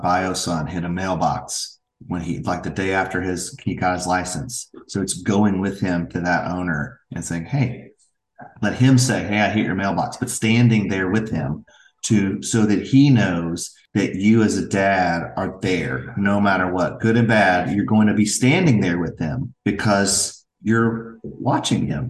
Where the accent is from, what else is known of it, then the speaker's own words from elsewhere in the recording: Franklin, Tennessee, United States; I am born and raised in Franklin, Tennessee. Lifelong resident